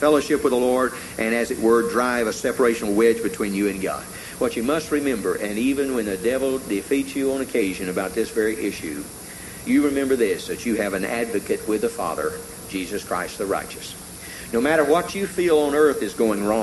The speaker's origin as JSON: {"language": "English", "region": "Tennessee", "country": "United States", "tie": "born or raised there", "said": "When I was growing up in Tennessee, I had an uncle who had a coon dog"}